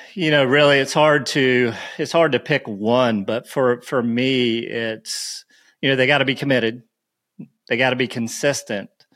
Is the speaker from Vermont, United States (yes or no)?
no; Myrtle Beach, South Carolina, United States; I grew up, so I grew up in Myrtle Beach